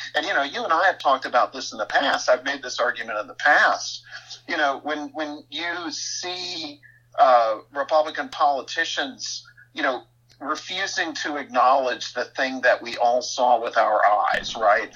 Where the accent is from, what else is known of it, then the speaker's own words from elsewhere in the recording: East Texas, United States; the society that I grew up in East Texas